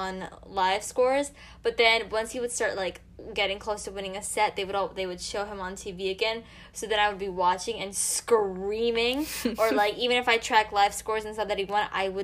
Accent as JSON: {"language": "English", "country": "United States", "said": "We're both American."}